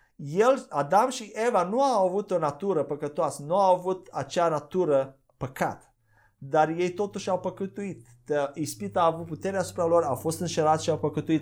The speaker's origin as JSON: {"language": "Romanian", "country": "Romania", "said": "noi ca și români"}